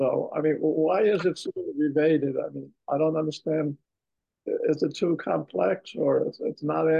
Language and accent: English; Woodside, New York, United States; But I just want to also add that I'm from Woodside, Queens, so I'm very close to this.